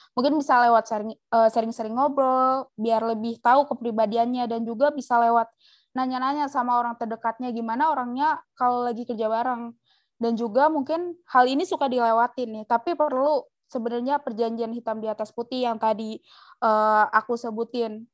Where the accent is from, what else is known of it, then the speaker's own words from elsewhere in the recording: Java, Indonesia; kita dari Jawa